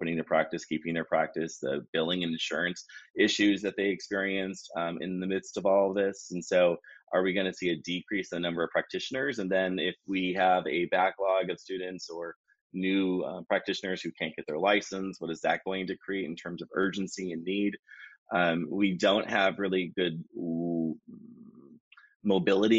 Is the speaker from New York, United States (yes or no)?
no; Wisconsin, United States; moved away as an adult; now in Hawaii, United States; I was originally from Wisconsin, and then after I completed my degree, I moved to Hawaii and pursued my career here